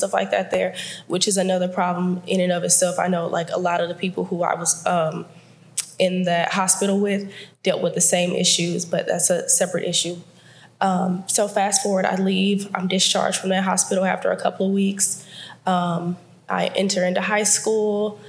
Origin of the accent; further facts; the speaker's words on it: Houston, Texas, United States; I was born in Houston, Texas, born and raised in Houston, Texas